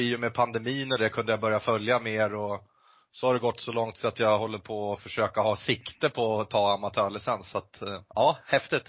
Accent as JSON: {"language": "Swedish", "area": "Orviken", "region": "Jämtland", "country": "Sweden", "moved": "yes", "said": "jag kommer ju från eh, Orviken ifrån början"}